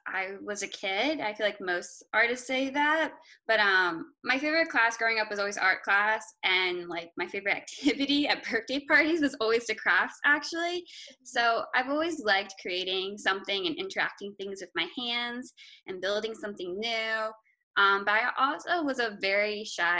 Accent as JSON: {"language": "English", "region": "Maryland", "country": "United States", "also_born_or_lived": "Savannah, Georgia / Augusta, Georgia", "said": "I am an illustrator from Maryland"}